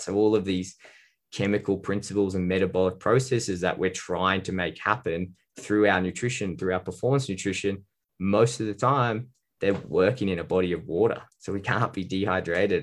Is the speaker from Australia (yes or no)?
yes; Australia; I'm a dietitian from Australia